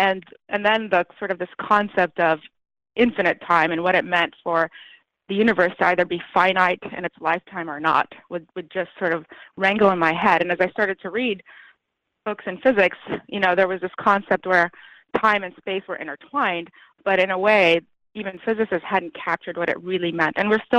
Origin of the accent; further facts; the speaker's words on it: United States; born there; I was born in the United States and I spoke English very well. But coming back, I realized I was behind my schoolmates by a number of years.